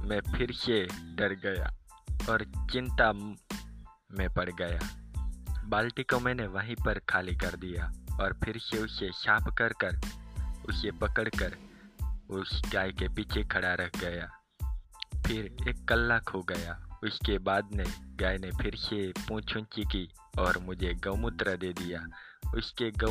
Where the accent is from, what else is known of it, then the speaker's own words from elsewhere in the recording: Gujarat, India; गुजरात का रहने वाला हूँ